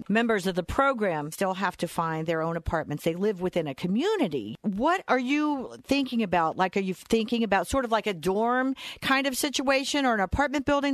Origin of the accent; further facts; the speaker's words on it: Media, Pennsylvania, United States; my hometown of media